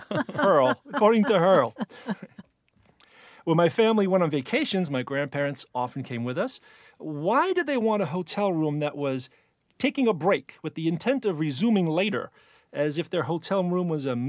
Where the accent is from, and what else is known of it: Hoboken, New Jersey, United States; born or raised there; accent: Jersey; now in New York City, United States